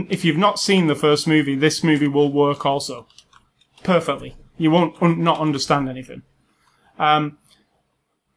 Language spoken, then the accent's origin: English; United Kingdom; As a British person